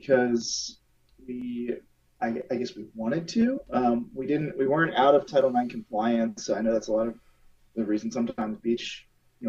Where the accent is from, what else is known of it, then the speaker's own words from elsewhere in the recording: Southern New Jersey, United States; moved away; I grew up in Southern New Jersey